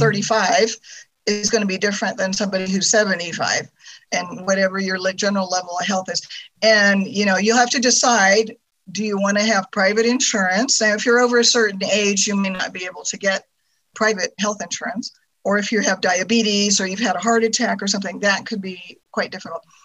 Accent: California, United States; moved away as an adult; also born or lived in Germany; I'm from California

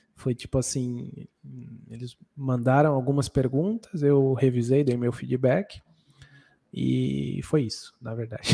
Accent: Brazil; moved away as an adult; also born or lived in New Zealand; passado um ano, a gente voltou para o Brasil

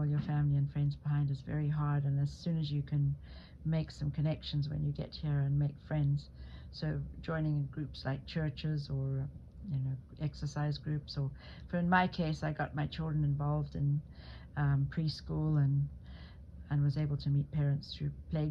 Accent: Zimbabwe; people assumed, because I came from Africa, that I hadn't had a very good education.

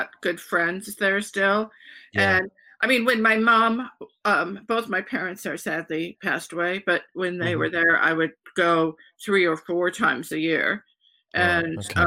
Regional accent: Detroit, Michigan, United States; moved away as an adult; also born or lived in New York; now in United Kingdom; I'm originally from Detroit

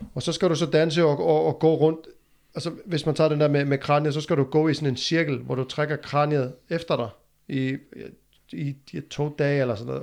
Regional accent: Iceland; moved away; hjemme i Island

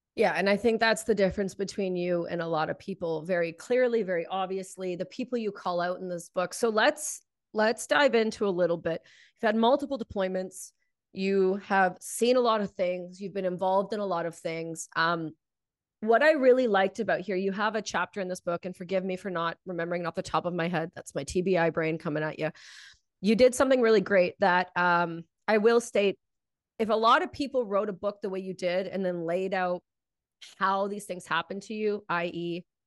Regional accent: Canada; being Canadian

